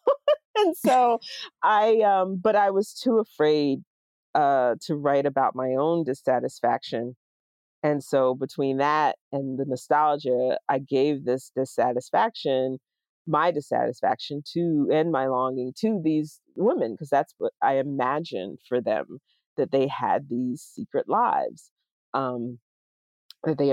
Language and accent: English; the South, United States; moved away as an adult; now in Pittsburgh, United States; I was not living in the South anymore